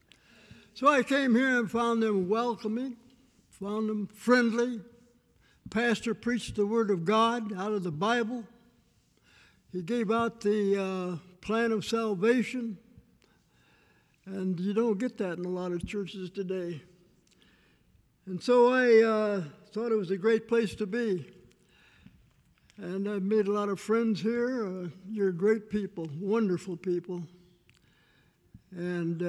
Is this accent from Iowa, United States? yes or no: yes; Waterloo, Iowa, United States; I was born in Waterloo, Iowa, May 6, 1919